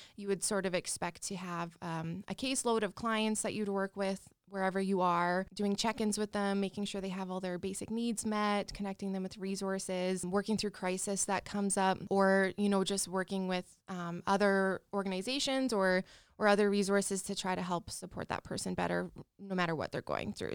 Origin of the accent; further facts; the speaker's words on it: Regina, Saskatchewan, Canada; also born or lived in Calgary; I'm born and raised in Regina